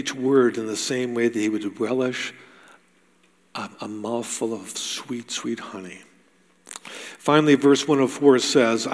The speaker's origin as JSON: {"language": "English", "country": "United States", "tie": "born or raised there", "moved": "yes", "said": "I grew up in the States."}